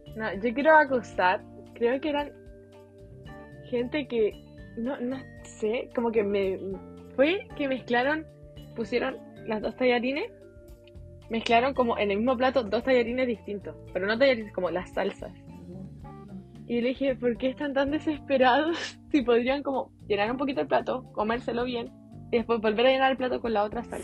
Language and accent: Spanish; Chile; accent: Chilean; hablando no chileno, así como español neutro